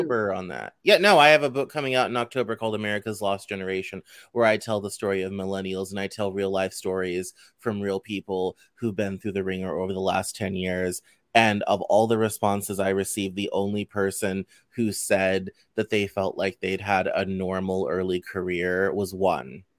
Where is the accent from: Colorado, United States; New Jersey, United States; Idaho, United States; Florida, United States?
Colorado, United States; growing up in Colorado